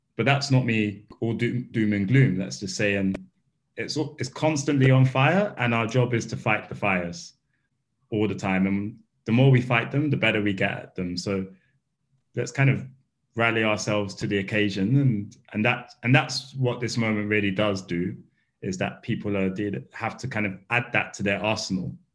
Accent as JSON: {"language": "English", "region": "London", "country": "United Kingdom", "tie": "born or raised there", "said": "I grew up in Bethnal Green"}